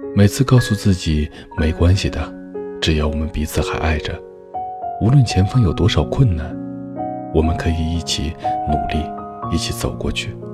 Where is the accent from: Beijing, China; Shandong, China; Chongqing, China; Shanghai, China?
Chongqing, China; 我是重庆人，双方又都是独生子女，不可以丢下家里的一切